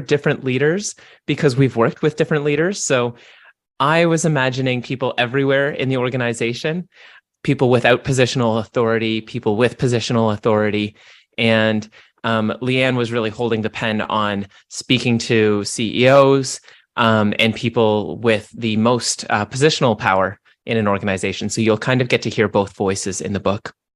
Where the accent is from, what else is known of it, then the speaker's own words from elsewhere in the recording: Canada; I'm Canadian